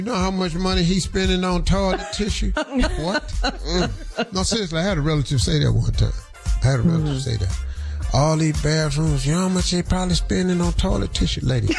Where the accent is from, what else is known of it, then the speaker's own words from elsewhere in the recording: Cleveland, Ohio, United States; I know how to throw a damn snowball. I'm from Cleveland.